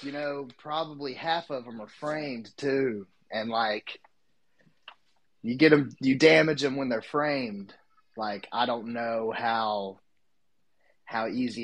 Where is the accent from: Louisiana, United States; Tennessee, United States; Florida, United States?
Tennessee, United States; East; accent: Southern; I'm from East Tennessee, currently in Cookeville, Tennessee